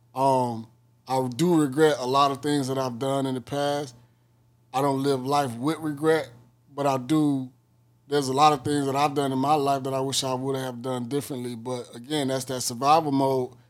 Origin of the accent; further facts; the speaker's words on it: Miami, Florida, United States; I'm from Miami, Florida.